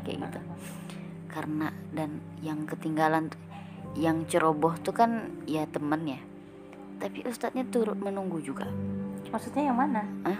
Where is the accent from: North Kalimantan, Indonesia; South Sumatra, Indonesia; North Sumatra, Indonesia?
North Kalimantan, Indonesia; aku dari Kaltara